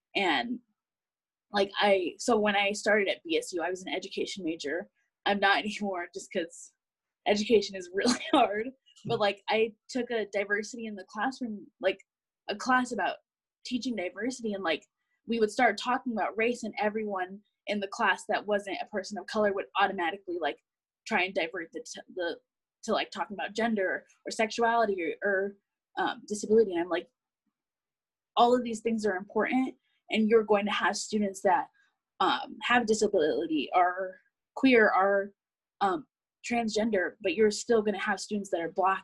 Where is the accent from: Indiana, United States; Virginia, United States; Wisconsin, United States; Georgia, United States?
Indiana, United States; Indianapolis; moved away as an adult; now in Boise, United States; I'm from Indianapolis